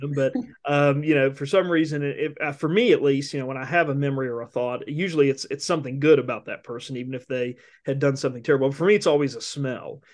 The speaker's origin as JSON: {"language": "English", "region": "Appalachia", "country": "United States", "said": "what I've experienced as an Appalachian"}